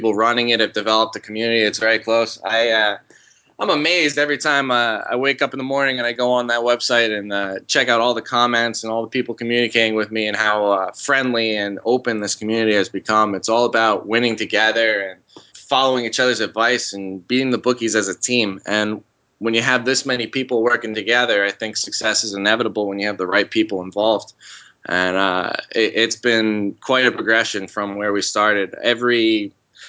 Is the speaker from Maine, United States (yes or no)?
no; New Jersey, United States; now in the South, United States; I grew up in New Jersey. I've since moved down south.